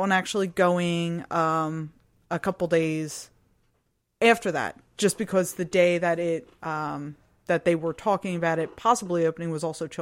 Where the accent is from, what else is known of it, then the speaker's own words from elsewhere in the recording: Philadelphia, Pennsylvania, United States; I was from Philly